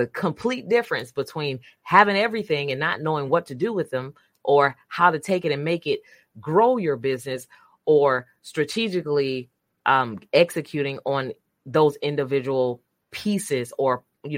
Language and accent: English; Brundage, Alabama, United States; So, David, I am from Brundage, Alabama.